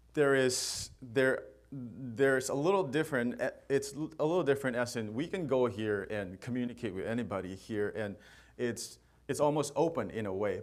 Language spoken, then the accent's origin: English; Manipur, India; moved away; I'm from India, and I am from a state called Manipur, and I belong to a tribe called Qom, K O M